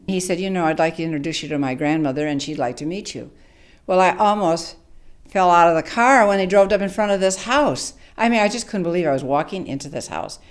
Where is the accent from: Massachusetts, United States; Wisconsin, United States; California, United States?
Wisconsin, United States; Beloit; moved away as an adult; also born or lived in Milwaukee; I'm from Beloit